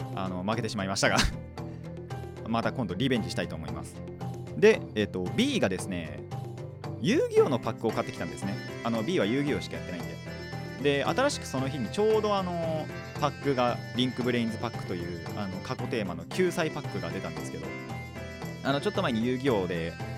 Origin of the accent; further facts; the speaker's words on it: Japan; 今回は地元内です地元内っていうのかなあの自分の地区内っていうのかな